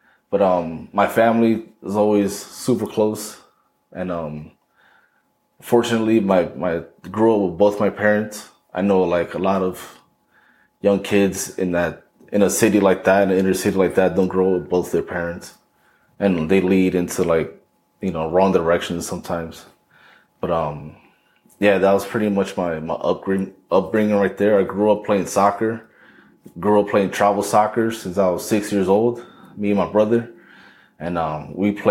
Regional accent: Paterson, New Jersey, United States; I'm originally from Paterson, New Jersey.

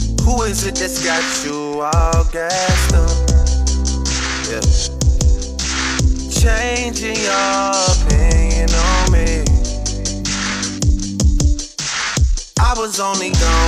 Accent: Indiana, United States; I'm from Indiana. We're born playing basketball

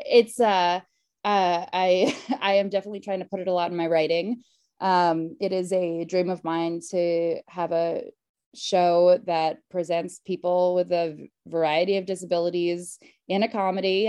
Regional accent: Connecticut, United States; moved away as an adult; also born or lived in Queens, New York / New York; now in Los Angeles, United States; I'm from Connecticut, but uh, my family's from Queens. I'm originally from Queens

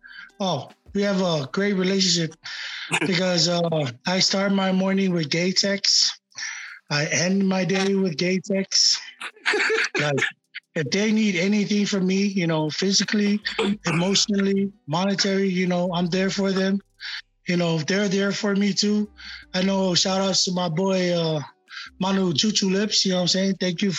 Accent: Samoa; also born or lived in Japan; JP is actually a bad influence to me back in Japan. You know, when I came from Samoa, you know, I was always going to Bible study.

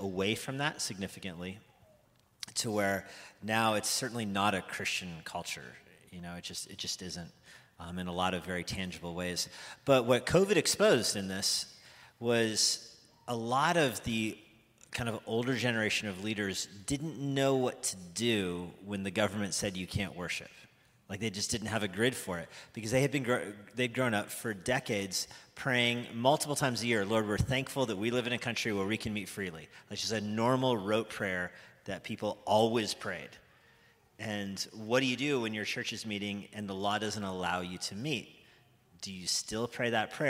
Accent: United States; I'm American

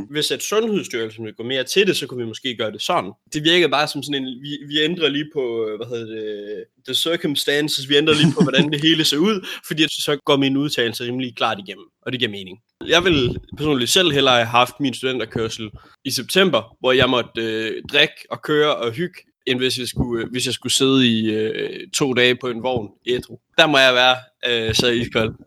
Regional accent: North Jutland, North Denmark Region, Denmark; vi, vi er fra Nordjylland

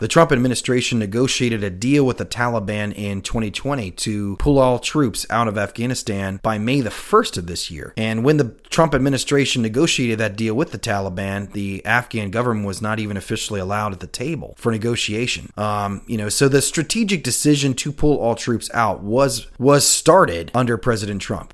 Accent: United States; as an American

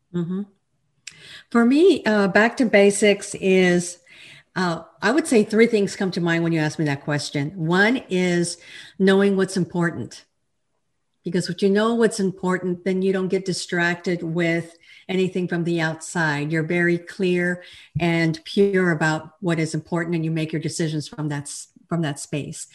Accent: El Paso, Texas, United States; moved away as an adult; now in Fort Worth, United States; I'm a Texan. I'm originally from El Paso, and I now live in the Fort Worth area

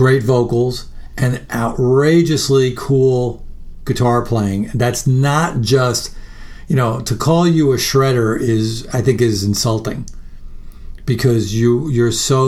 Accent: Long Island, New York, United States; now in Austin, United States; I grew up in New York. I live in Austin now, but I grew up in New York, and particularly on Long Island quite a bit

